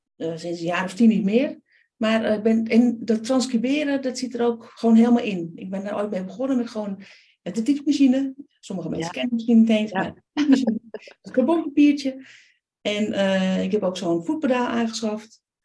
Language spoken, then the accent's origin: Dutch; Amsterdam, North Holland, Netherlands; Ik ben geboren in Amsterdam.